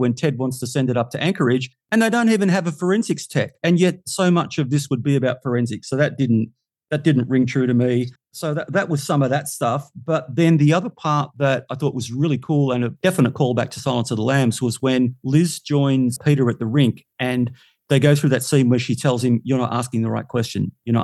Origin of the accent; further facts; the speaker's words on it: Australia; we're Australian